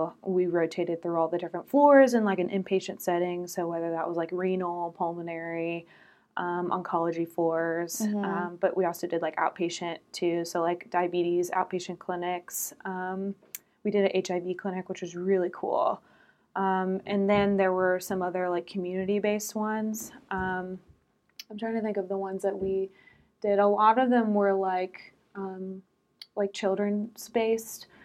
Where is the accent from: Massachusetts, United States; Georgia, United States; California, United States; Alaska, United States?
Georgia, United States; Atlanta; I grew up in Metro Atlanta